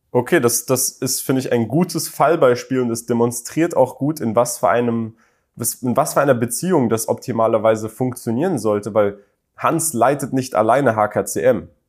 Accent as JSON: {"language": "German", "region": "Berlin", "country": "Germany", "tie": "born or raised there", "moved": "as an adult", "said": "ich bin in Berlin aufgewachsen"}